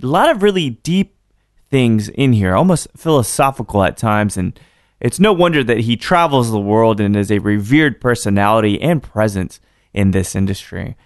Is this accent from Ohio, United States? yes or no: no; Austin, Texas, United States; I'm from Austin